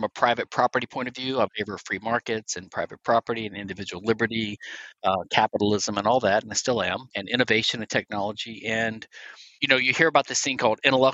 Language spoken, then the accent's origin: English; Louisiana, United States; now in Houston, United States; I'm from Louisiana originally